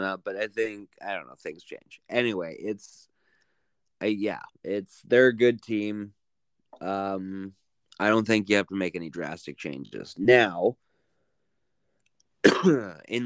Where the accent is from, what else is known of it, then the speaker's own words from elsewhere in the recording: Canada; As a Canadian